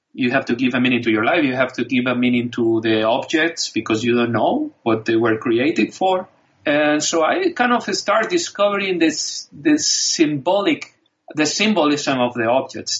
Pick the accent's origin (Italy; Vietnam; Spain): Spain; English is a second language; I grew up in Spain